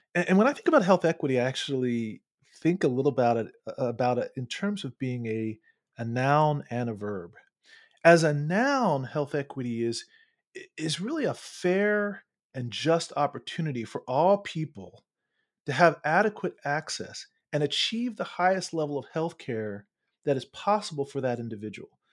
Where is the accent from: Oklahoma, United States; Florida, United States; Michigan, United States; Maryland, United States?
Maryland, United States; Baltimore; moved away; also born or lived in Charlottesville, Virginia; I'm actually from Baltimore